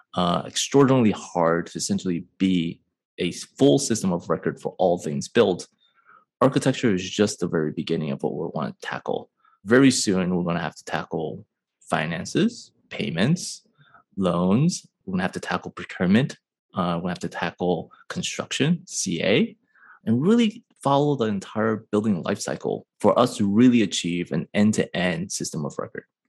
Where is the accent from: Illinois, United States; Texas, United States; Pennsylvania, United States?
Illinois, United States; Chicago; moved away as an adult; also born or lived in Michigan; now in San Francisco, United States; I am born and raised in Chicago, now residing in San Francisco